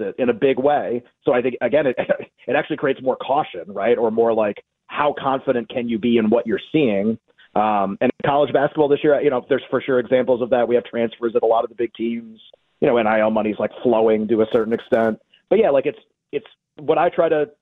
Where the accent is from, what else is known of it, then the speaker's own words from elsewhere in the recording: Massachusetts, United States; I grew up in Massachusetts. That's where we moved there when I was a couple of years old.